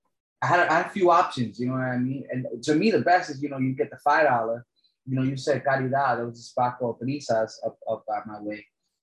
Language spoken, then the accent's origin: English; New York City, New York, United States; growing up in New York City in the 90s